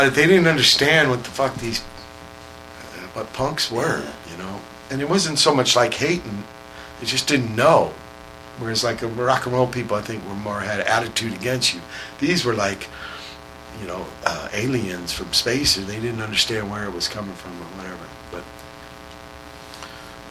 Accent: San Pedro, California, United States; we're from Pedro, and there ain't no fucking punk gigs

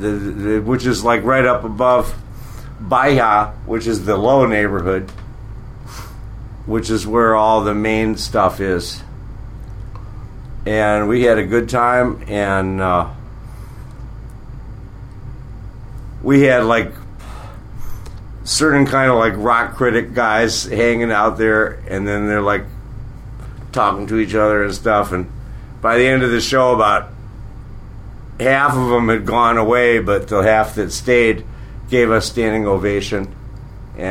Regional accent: Michigan, United States; accent: Michigan; I'm really from Michigan, and I can't get rid of that accent

